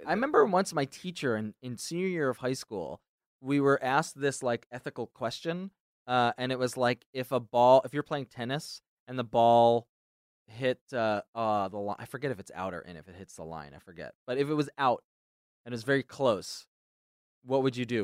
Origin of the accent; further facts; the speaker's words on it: New Jersey, United States; I'm from New Jersey